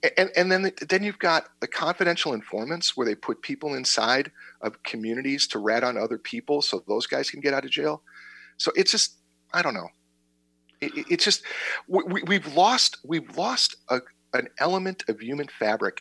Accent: Berwyn, Illinois, United States; now in Naperville, United States; I've lived in Naperville for a long time, and I grew up in Berwyn.

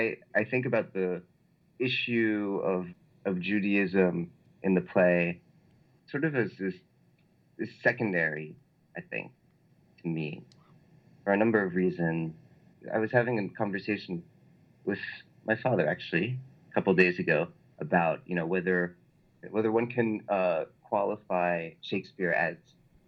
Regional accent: New York City, New York, United States; moved away as an adult; now in Paris, France; I grew up in New York City, but I was really brought up bilingual and with a lot of French influence and a lot of French culture.

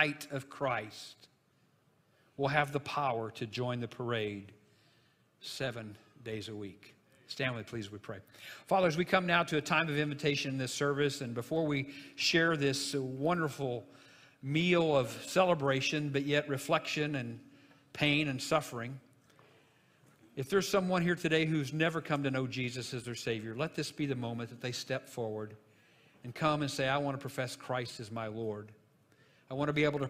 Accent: Jonesboro, Illinois, United States; the little funeral home that was in my hometown, Jonesboro, Illinois

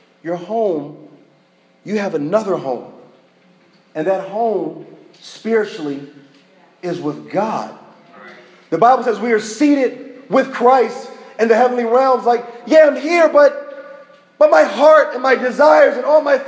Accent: United States; I'm American.

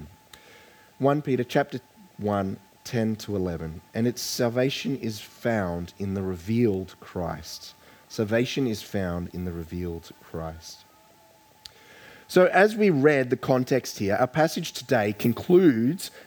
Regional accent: Queensland, Australia; I grew up in Queensland

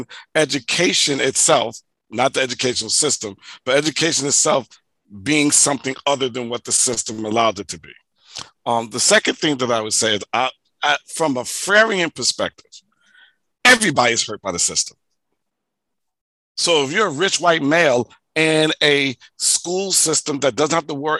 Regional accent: New York City, New York, United States; as an African-American growing up in the United States, living in Hollis, Queens, who was poor

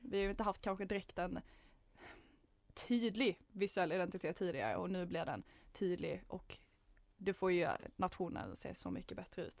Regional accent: Malmö, Skåne, Sweden; moved away; född och uppväxt i Malmö

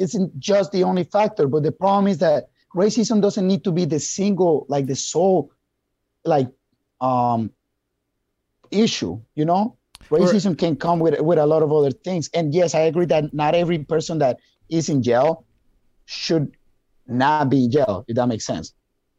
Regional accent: Wisconsin, United States; But if you look at Milwaukee, like for example, we're from Wisconsin.

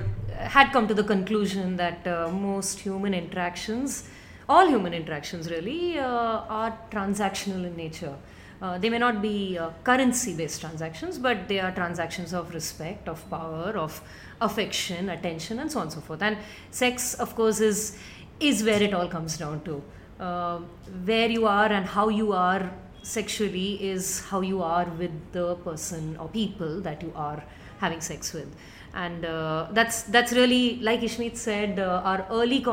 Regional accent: Mumbai, Maharashtra, India; I grew up in Bombay and I come from a very decent middle class Tamilian family

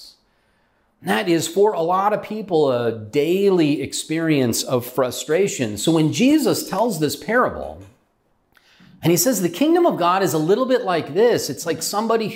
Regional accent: California, United States; moved away as an adult; also born or lived in Utah / Ohio; We're from California

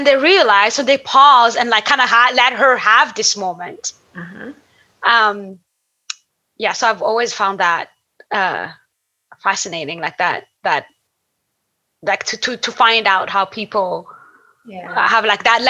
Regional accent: Burundi; also born or lived in Niger; I grew up in Burundi and Niger and traveled like across so many different countries.

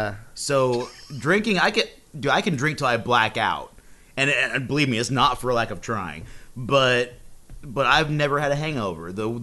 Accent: Oklahoma, United States; I'm from Oklahoma.

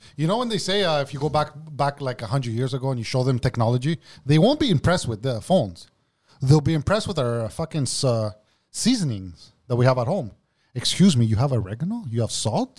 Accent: Montreal, Quebec, Canada; I grew up in Parque, Greek.

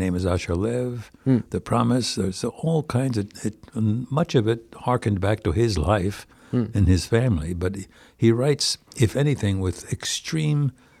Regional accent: White Plains, New York, United States; I come from White Plains, New York, which has 4 basic synagogues.

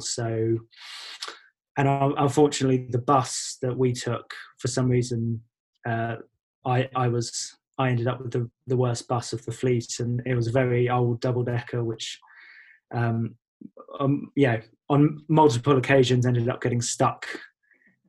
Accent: Chalfont St Giles, South East England, United Kingdom; also born or lived in High Wycombe / Winchmore Hill; now in North Essex, United Kingdom; I grew up in Buckinghamshire, as you said. Firstly in a town called Winchmore Hill, and then in Chalfont St Giles.

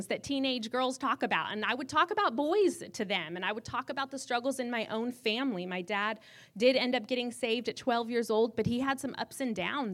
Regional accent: Reno, Nevada, United States; growing up in Reno

